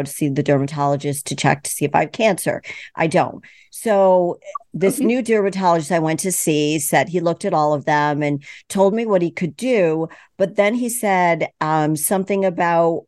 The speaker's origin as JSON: {"language": "English", "region": "East Coast", "country": "United States", "said": "I'm from the East Coast"}